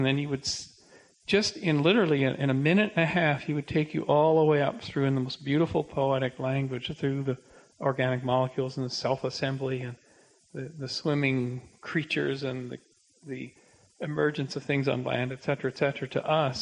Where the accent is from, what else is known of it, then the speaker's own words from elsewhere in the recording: Canada; I'm a Canadian